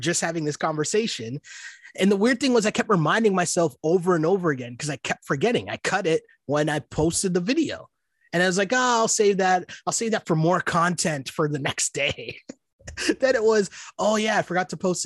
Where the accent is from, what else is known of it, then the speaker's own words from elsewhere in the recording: Canada; I'm from Canada, we play hockey